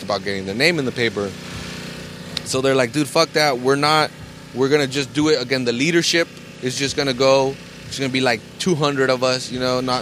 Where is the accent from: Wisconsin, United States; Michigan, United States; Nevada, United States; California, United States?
California, United States; Salinas; that's my hometown